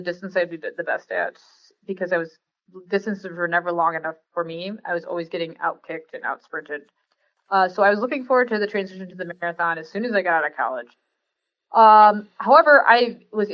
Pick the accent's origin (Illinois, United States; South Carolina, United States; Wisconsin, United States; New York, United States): Illinois, United States; Rockford; I grew up in Rockford, Illinois